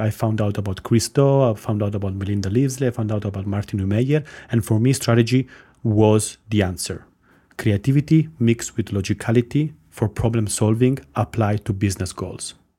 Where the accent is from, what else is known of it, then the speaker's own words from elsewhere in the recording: Italy; moved away as an adult; also born or lived in Armenia / London; now in Cyprus; I was born in Armenia. My mom is Estonian. I grew up in Italy, done my career in London, and now I'm in sunny Cyprus